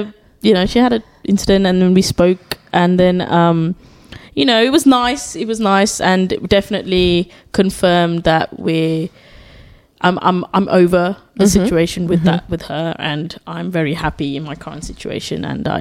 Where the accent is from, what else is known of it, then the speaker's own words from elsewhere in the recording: Germany; born there; But then because I was speaking English, because I was born in Germany, guys, fun fact.